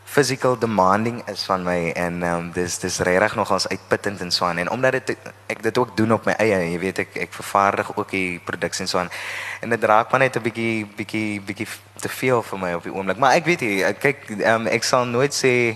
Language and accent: Afrikaans; Oudtshoorn, Western Cape, South Africa; Ek is van die Karoo, ek is van Oudtshoorn en ek het op Oudtshoorn groot geword